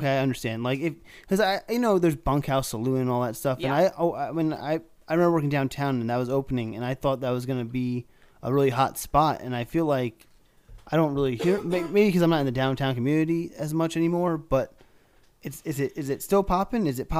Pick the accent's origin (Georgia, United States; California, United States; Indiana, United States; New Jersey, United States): New Jersey, United States; also born or lived in New York; Because like I'm from New Jersey, New York, and there's a different beast, to be honest, about where like people hustle and shit like that from that.